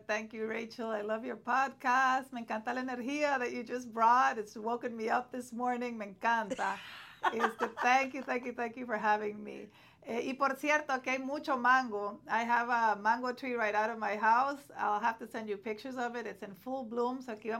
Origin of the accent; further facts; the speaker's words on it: Honduras; now in United States; let alone a Central American, because I'm from Honduras, she's from Nicaragua.